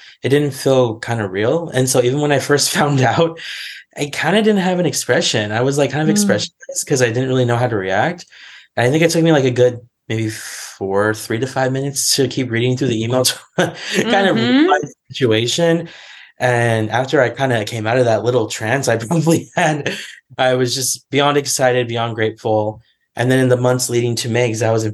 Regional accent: California, United States; moved away as an adult; now in Washington, D.C., United States; I was from California. And in January, I moved all the way to Washington, D.C.

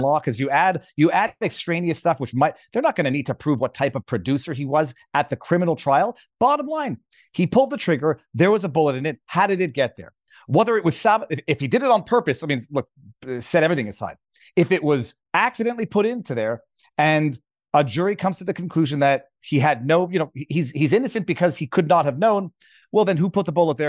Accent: Quebec, Canada; I'm a Canadian Quebec commercial litigator

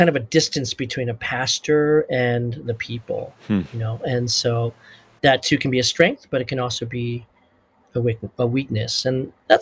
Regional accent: United States; also born or lived in South Korea; as a Korean American growing up here, being born here, looking on the outside like I'm Korean, but really being American

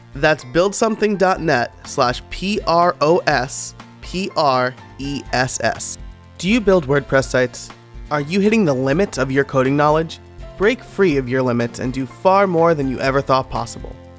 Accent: Orange County, New York, United States; I'm originally from Orange County, New York

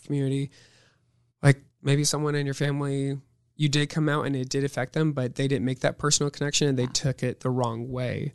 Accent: Omaha, Nebraska, United States; also born or lived in Northwest Missouri State (university); I was born and raised in Omaha, Nebraska.

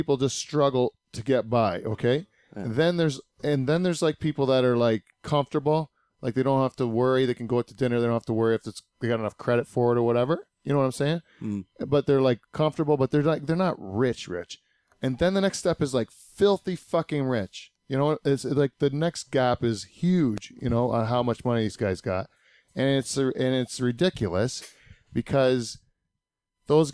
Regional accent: Canada; up here in Canada

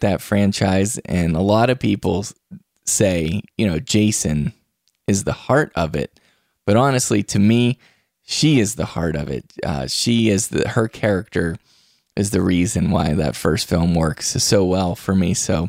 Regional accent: West Virginia, United States; I come from West Virginia. I have several coal miners in my family

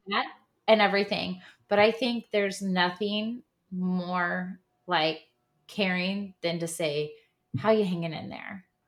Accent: Midwest, United States; now in Texas, United States; I grew up in the Midwest

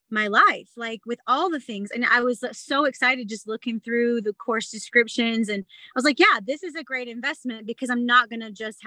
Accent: the South, United States; now in Utah, United States; I'm from the South

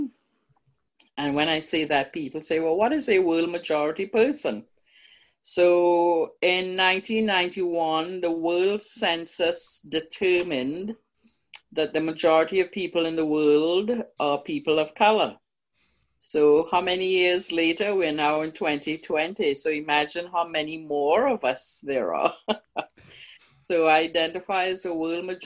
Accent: Trinidad & Tobago; now in Canada; I'm from Trinidad. You can tell by my lovely accent

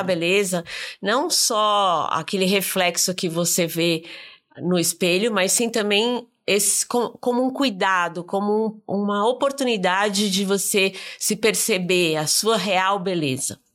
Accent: Brazil; como brasileiro

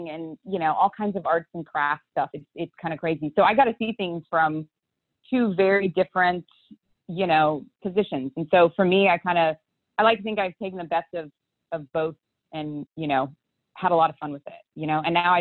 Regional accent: Houston, Texas, United States; I grew up here in Houston, Texas

